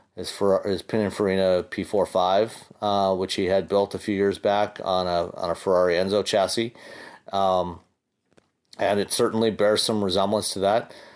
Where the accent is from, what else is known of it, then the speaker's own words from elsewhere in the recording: Hamilton, Ontario, Canada; my hometown of Hamilton, Ontario